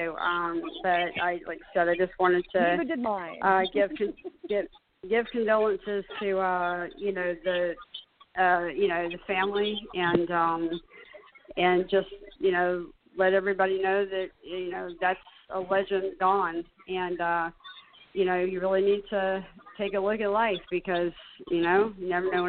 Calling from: Charleston, South Carolina, United States; I'm calling from Charleston, South Carolina.

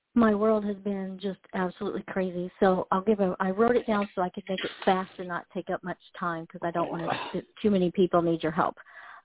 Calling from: Iowa, United States; I'm from Iowa

